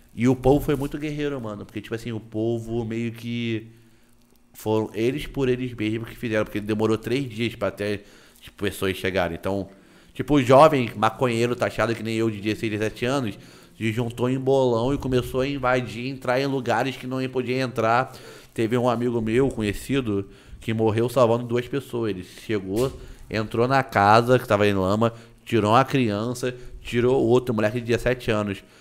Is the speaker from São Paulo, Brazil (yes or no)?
no; Nova Friburgo, Rio de Janeiro, Brazil; Eu sou criado numa cidade que é parecida com Itacaré, só que ela é pegada de serra